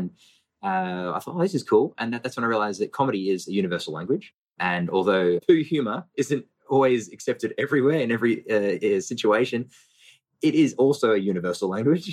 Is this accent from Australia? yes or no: yes; Brisbane, Queensland, Australia; born or raised there; also born or lived in Melbourne